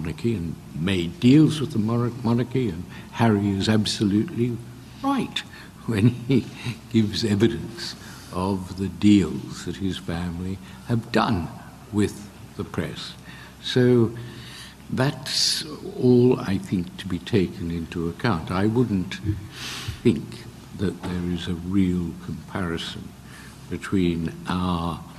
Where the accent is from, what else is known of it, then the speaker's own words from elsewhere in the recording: Australia; now in United Kingdom; When I was a kid growing up in Australia